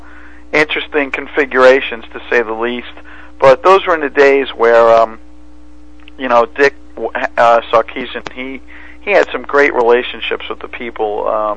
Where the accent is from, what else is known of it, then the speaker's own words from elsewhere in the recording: New York City, New York, United States; accent: Brooklyn; moved away as an adult; now in New Jersey, United States; my accent gives away my Brooklyn, New York background.